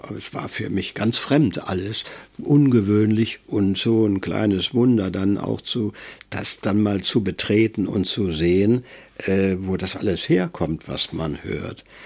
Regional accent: North Eifel, North Rhine-Westphalia, Germany; Da bin ich äh, in der Nordeifel groß geworden

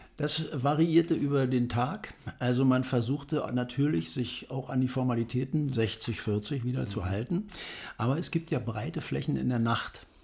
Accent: Salzwedel, Saxony-Anhalt, Germany; now in Berlin, Germany; aufgewachsen in Salzwedel in der Altmark

